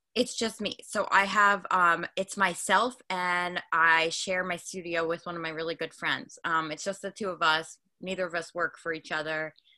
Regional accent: Long Island, New York, United States; I am from Long Island, New York, and I'm a hairstylist out here

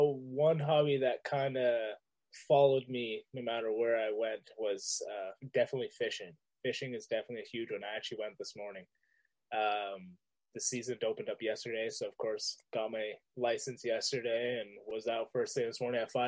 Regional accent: Riverview, New Brunswick, Canada; I am from Riverview, New Brunswick.

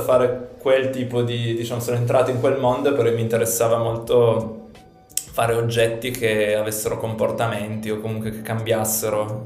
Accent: Turin, Piedmont, Italy; vengo da Torino

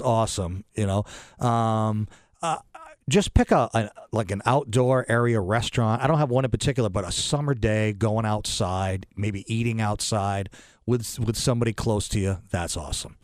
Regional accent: New London, United States; I am from this area. I'm from New London. I went to New London High.

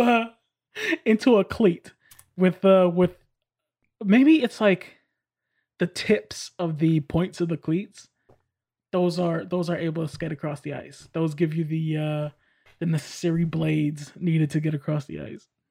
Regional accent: New York, United States; moved away; I'm from New York.

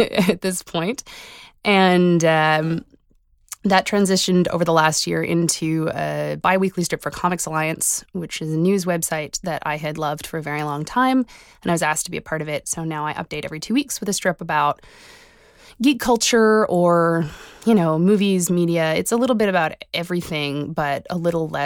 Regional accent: Halifax, Nova Scotia, Canada; I'm a cartoonist from Halifax, Nova Scotia

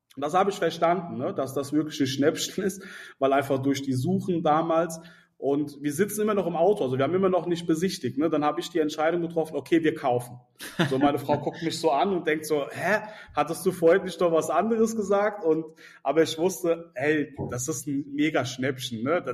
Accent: Mainz, Rhineland-Palatinate, Germany; ich bin in Mainz aufgewachsen, ich bin in Mainz auch geboren

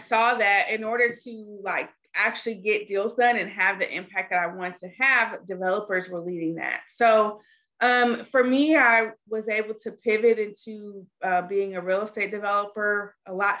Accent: Dallas, Texas, United States; I'm from Dallas, Texas

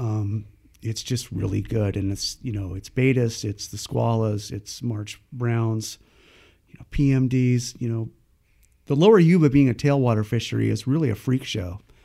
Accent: Paradise, California, United States; also born or lived in San Jose, California; I was born in San Jose in nineteen sixty-five, and in nineteen sixty-seven, My dad moved everyone up to Paradise, California, um, with the intent to raise his family

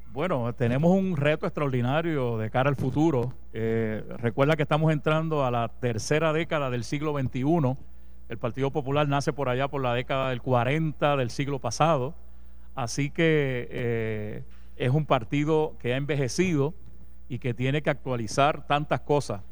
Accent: Comerío, Puerto Rico; del mi pueblo de Comerío

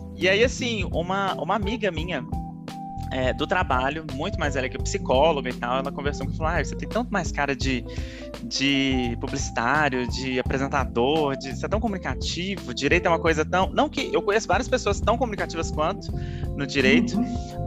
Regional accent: Minas Gerais, Brazil; eu sou mineiro falo muito trem

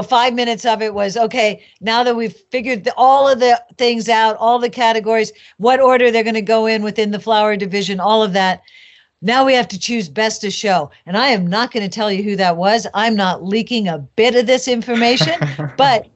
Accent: San Francisco, California, United States; I was born and raised in San Francisco

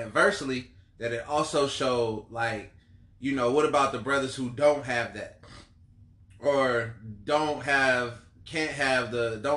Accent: Columbia, South Carolina, United States; I'm from Columbia, South Carolina.

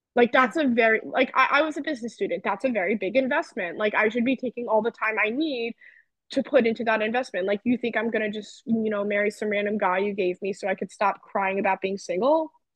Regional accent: New Jersey, United States; I grew up in New Jersey

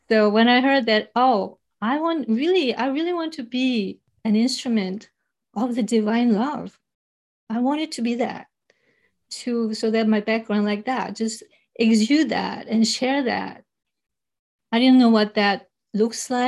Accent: South Korea; English is a second language; moved away; growing up in Korea, I remember singing this gospel

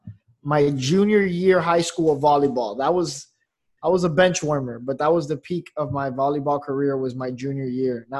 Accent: Miami, Florida, United States; I'm from Miami. 26.

